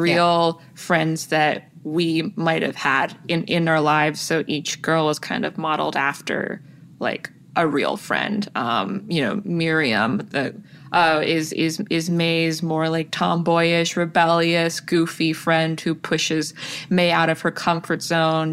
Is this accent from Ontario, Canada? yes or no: yes; Toronto, Ontario, Canada; all of the South Asians that I grew up with in Toronto